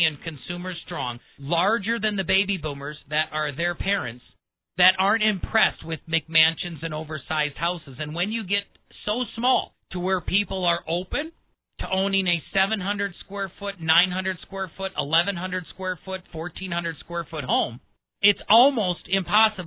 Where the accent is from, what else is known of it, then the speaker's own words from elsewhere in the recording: Midwest, United States; I grew up in the Midwest